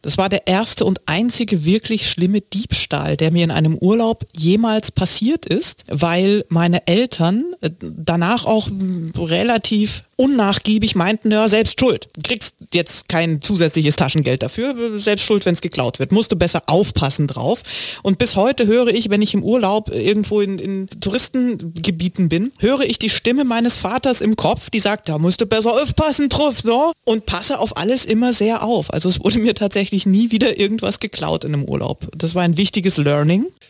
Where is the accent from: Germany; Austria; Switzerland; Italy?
Germany; East Germany; now in Berlin, Germany; wie sich das für einen richtigen Ossi gehört, gar nicht wahnsinnig weit weg von zu Hause, nämlich ungefähr eine Autostunde von meinem Heimatdorf entfernt nach Leipzig